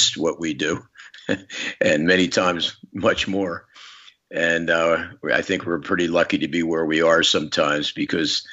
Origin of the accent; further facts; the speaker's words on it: Philadelphia, Pennsylvania, United States; I was very fortunate as a young guy to grow up in Philadelphia